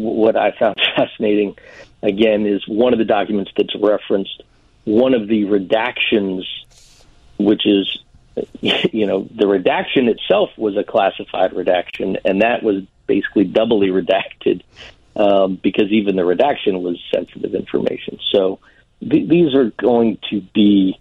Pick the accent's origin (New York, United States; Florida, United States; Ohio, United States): Florida, United States; South; now in Orlando, United States; I grew up in South Florida, and even though I'm in Orlando